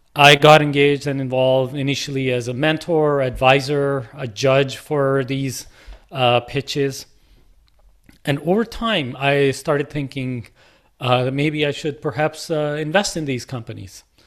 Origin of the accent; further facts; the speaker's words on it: Lahore, Punjab, Pakistan; moved away; my journey from a kid in Lahore to, uh, coming here